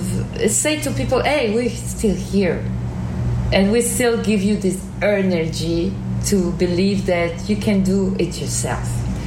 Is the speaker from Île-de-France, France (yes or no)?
no; Normandy, France; I was living in a village, kind of, in Normandy, in the north of France